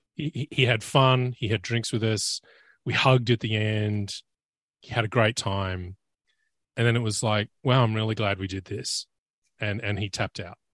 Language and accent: English; Australia; as an Australian